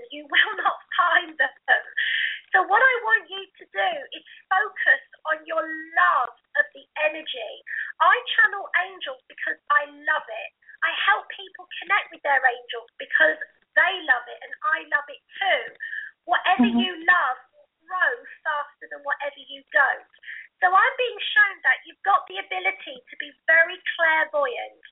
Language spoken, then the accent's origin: English; United Kingdom; I'm from Blighty. I'm from Britain.